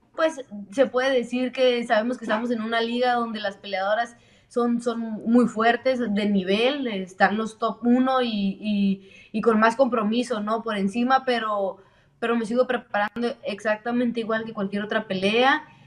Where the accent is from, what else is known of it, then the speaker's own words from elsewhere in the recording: Mexico; somos mexicanas y representamos mucho orgullosamente a nuestro, nuestra sangre mexicana